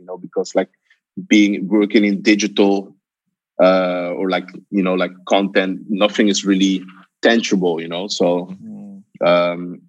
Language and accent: English; Amsterdam, North Holland, Netherlands; Yeah, I'm born in Amsterdam, actually. I'm originally from Ghana, the best of the world.